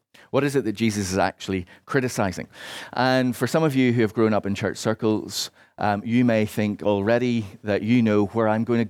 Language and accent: English; Northern Ireland, United Kingdom; Particularly growing up in Northern Ireland, as I did, this was often very much the position of churches in that part of Ireland.